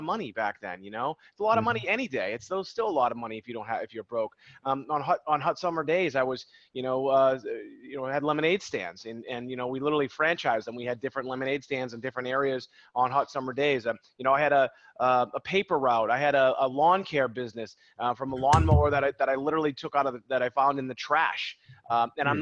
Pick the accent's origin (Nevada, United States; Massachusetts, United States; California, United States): Massachusetts, United States; Boston; also born or lived in Beverly, Massachusetts; we're from Boston, and I remember cold New England mornings